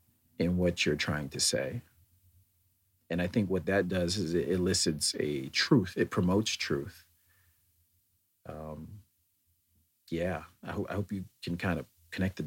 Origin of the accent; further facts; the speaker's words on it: United States; as an American having lived here and then traveled over there